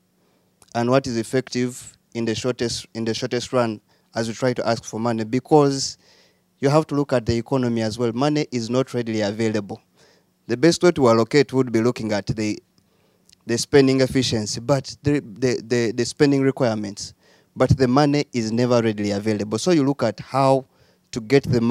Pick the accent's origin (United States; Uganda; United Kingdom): Uganda; I am from Uganda, and I work in the education sector